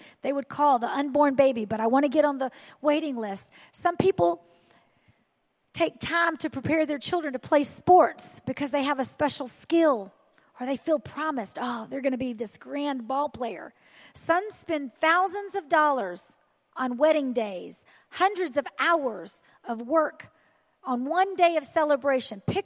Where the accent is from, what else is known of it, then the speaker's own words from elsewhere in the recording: the South, United States; I am from the South